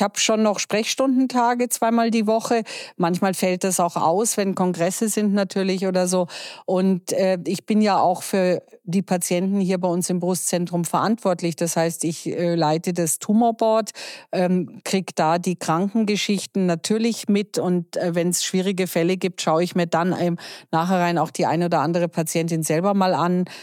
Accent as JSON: {"language": "German", "country": "Germany", "said": "bei uns in Deutschland"}